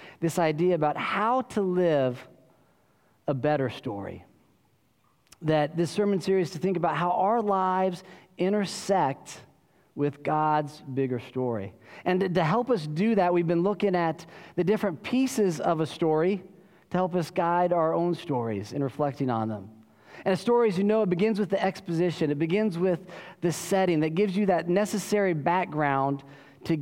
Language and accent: English; Colorado, United States; now in Austin, United States; I grew up in Colorado